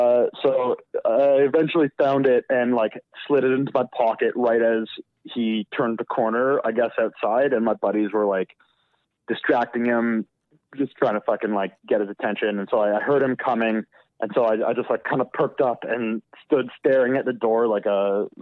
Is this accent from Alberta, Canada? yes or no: yes; Alberta, Canada; So I'm from Alberta.